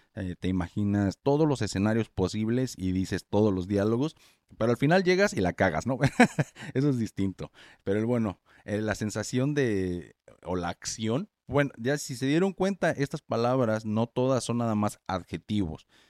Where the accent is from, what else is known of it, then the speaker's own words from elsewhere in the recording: Morelia, Michoacán, Mexico; yo soy de Morelia, Michoacán, México, ahí no neva